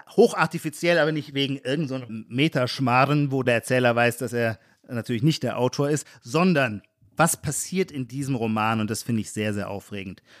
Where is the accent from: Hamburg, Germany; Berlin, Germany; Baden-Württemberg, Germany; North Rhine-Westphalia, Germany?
Baden-Württemberg, Germany; Heidelberg